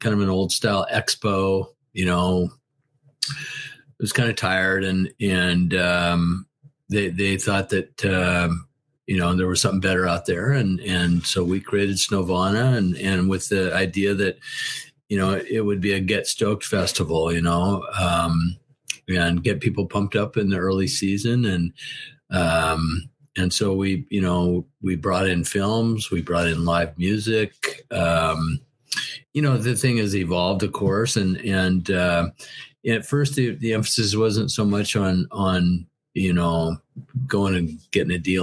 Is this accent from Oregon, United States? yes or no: yes; Portland, Oregon, United States; in my hometown of Portland, Oregon